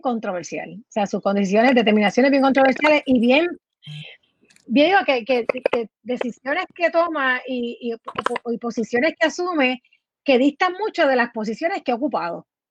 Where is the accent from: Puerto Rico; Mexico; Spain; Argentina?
Puerto Rico; nos identifica a nosotros como puertorriqueños